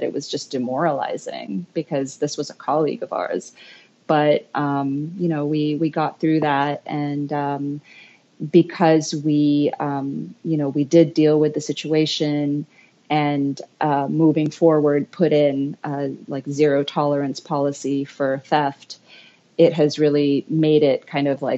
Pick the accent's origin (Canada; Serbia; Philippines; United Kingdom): Philippines; moved away as an adult; also born or lived in United States; I grew up in the Philippines and biracial Filipino-American. My dad is Filipino and my mom is American